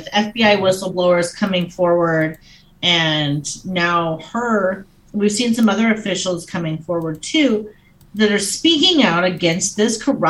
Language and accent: English; Oregon, United States; because I came from Oregon. I didn't know that places did actual poll voting anymore. So when we moved to Montana, we signed up for mail-in voting